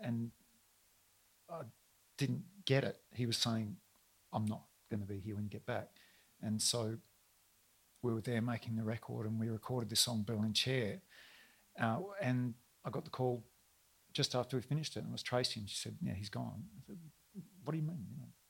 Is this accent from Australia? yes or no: yes; Melbourne, Victoria, Australia; I'm really sorry, ma'am. I'm from Melbourne.